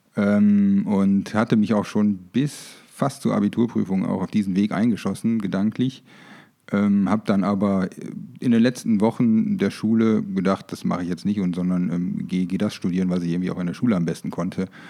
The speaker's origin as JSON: {"language": "German", "country": "Germany", "tie": "born or raised there", "also_born_or_lived": "Münster / Frankfurt / Düsseldorf", "moved": "as an adult", "lives_now": "Munich, Germany", "said": "Ich bin tatsächlich auf dem Land groß geworden. Äh, übrigens in der Nähe der, niederländischen Grenze, so circa 500 Meter"}